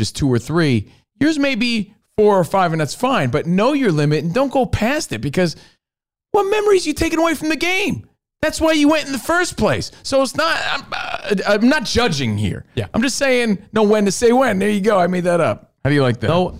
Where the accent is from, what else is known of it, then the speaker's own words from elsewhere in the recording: East Coast, United States; moved away; we're from the East Coast